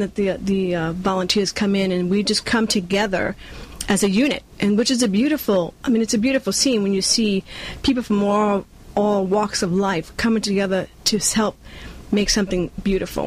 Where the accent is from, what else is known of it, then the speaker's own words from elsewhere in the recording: New York, United States; moved away as an adult; also born or lived in Cuba; now in California, United States; I was born in Cuba, and I grew up in Brooklyn, New York